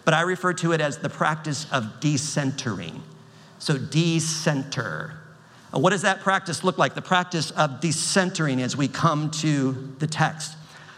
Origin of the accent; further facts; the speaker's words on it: United States; I'm an American citizen. I'm not ashamed of that. I'm grateful to have been born in this country